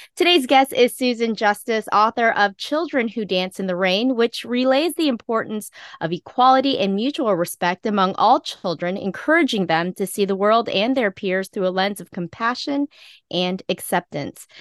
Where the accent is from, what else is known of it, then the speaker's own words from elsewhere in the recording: Philippines; I am Filipino.